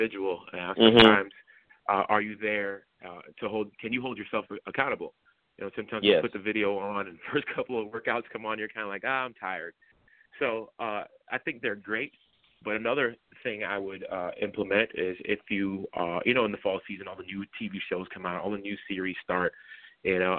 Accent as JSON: {"language": "English", "region": "Florida", "country": "United States", "moved": "yes", "lives_now": "Virginia, United States", "said": "I'm personally from Florida"}